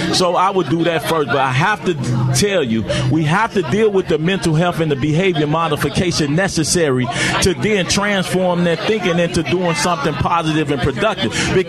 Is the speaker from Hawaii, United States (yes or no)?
no; Inglewood, California, United States